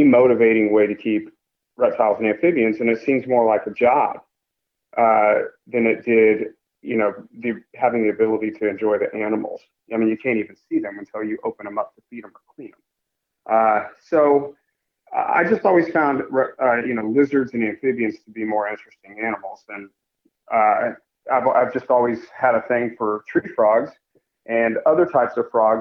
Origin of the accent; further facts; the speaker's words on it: Kansas City, United States; growing up in Kansas City